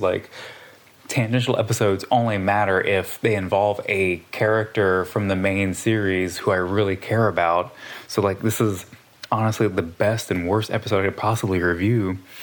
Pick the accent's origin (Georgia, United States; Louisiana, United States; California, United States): Louisiana, United States; Southwest; I'm from Southwest Louisiana.